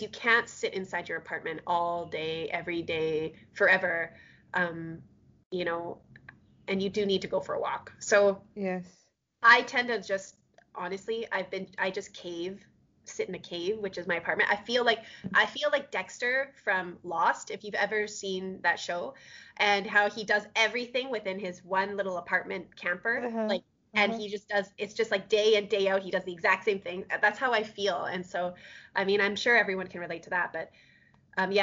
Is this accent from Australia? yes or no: no; Canada; also born or lived in Alberta; as a Canadian or as like I'm living in Alberta